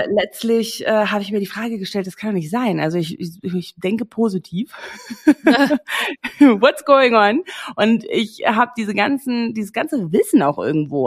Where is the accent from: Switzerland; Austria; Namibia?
Namibia; moved away as an adult; also born or lived in England / Australia / Berlin, Germany; Ich bin in Namibia groß geworden, aufgewachsen, geboren